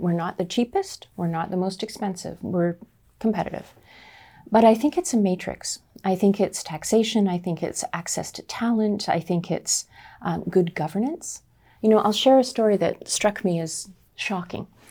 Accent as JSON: {"language": "English", "town": "Nanaimo", "region": "British Columbia", "country": "Canada", "tie": "born or raised there", "said": "I'm a small town kid. I grew up in the Nanaimo"}